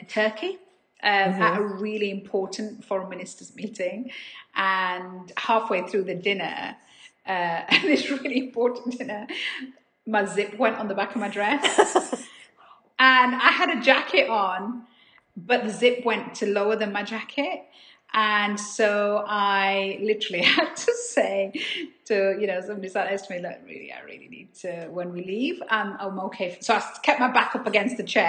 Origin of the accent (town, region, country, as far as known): Dewsbury, Yorkshire and the Humber, United Kingdom; born or raised there